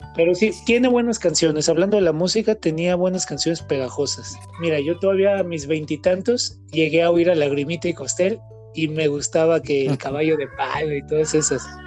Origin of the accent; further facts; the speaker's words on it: Guadalajara, Jalisco, Mexico; Nosotros somos de aquí de Guadalajara